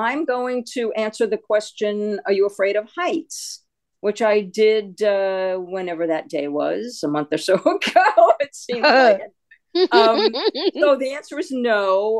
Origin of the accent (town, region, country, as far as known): New York City, New York, United States; born or raised there